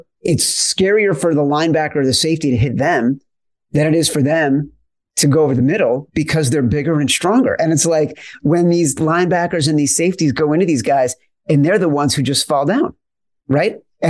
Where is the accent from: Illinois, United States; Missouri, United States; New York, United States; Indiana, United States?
Illinois, United States; Chicago; Or like where I grew up in Chicago and it was Doug Plank.